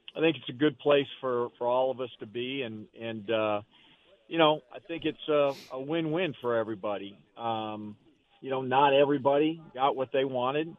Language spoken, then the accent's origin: English; Arizona, United States; Growing up in in Arizona